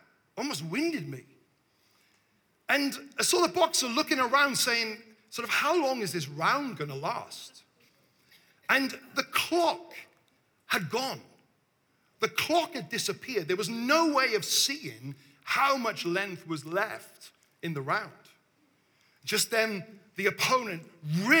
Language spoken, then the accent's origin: English; Devon, South West England, United Kingdom; we've traveled from the south, you know? We're from Devon